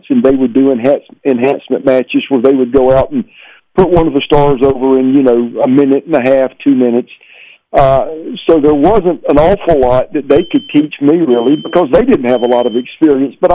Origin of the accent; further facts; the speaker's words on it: Columbia, South Carolina, United States; My hometown's Columbia, South Carolina